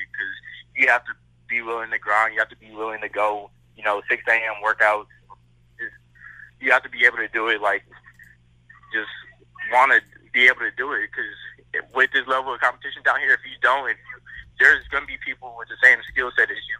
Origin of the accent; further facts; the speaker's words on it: San Antonio, Texas, United States; also born or lived in New York; I was born in New York, but I moved down to Texas 6 weeks after that. So I'm pretty much from here. You know, I just love the city of San Antonio